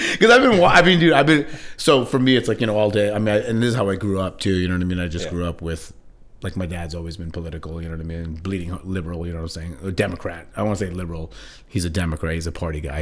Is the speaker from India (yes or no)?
yes; India; being Indian